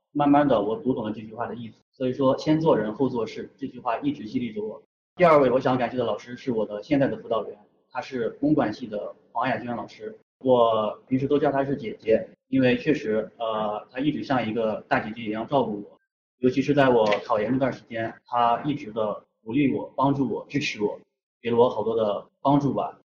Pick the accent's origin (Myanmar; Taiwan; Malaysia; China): China; Xiaoyi, Shanxi; 我的家乡在山西邵阳，我的家乡是一个资源枯竭型城市